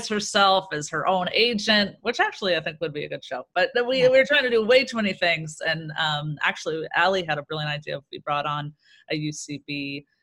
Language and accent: English; Orange County, California, United States; also born or lived in Chicago; now in Los Angeles, United States; I'm from Orange County originally.